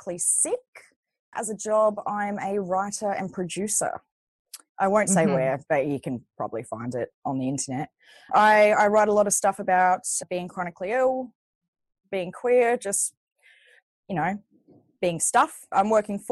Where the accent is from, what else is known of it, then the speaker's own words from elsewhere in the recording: Australia; also born or lived in Sydney; We are Australian